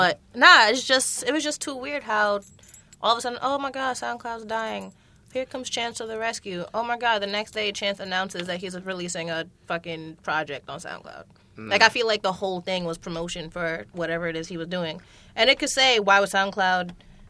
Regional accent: Jamaica; I'm Jamaican, so I think everything is fake.

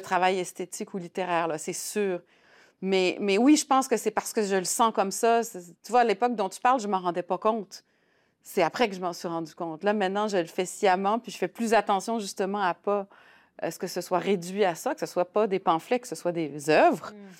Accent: Saguenay, Quebec, Canada; moved away as an adult; also born or lived in La Baie / Lyon, France; now in Montreal, Canada; Je suis née au Saguenay en 72 père Tunisien, mère saguenayenne, mais on a été élevés, ma sœur et moi, vraiment

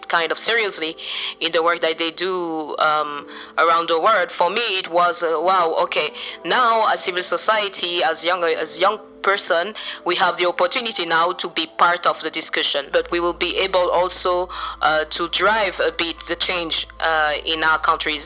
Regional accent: Central African Republic; I'm from the Central African Republic, and I run a youth-led organization

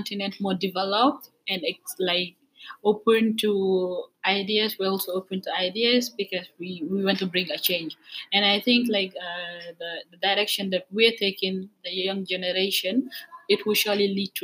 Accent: Gambia; moved away as an adult; now in Senegal

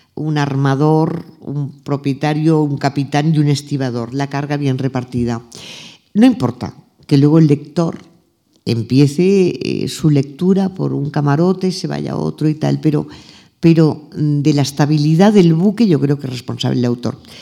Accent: Arenys de Mar, Catalonia, Spain; Arenys de Mar, que es donde yo nací, nos llevaban las monjas de mi colegio

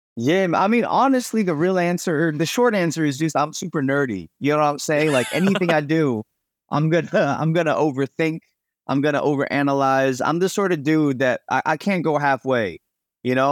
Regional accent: New England, United States; also born or lived in Chicago, Illinois; now in Los Angeles, United States; I was actually born in Chicago, and I grew up in New England

